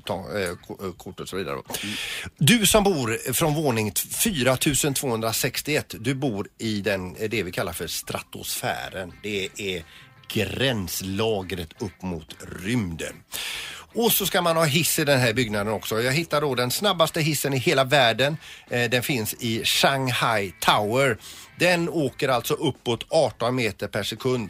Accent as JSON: {"language": "Swedish", "town": "Gothenburg", "region": "Västra Götaland", "country": "Sweden", "said": "vi är 548 eh, 190 eh, eh, göteborgare"}